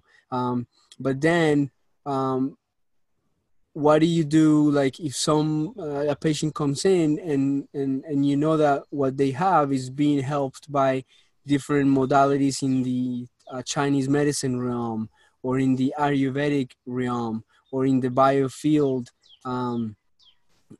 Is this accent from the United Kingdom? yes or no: no; Colombia; moved away; I was born in Colombia, raised up over there, moved to this country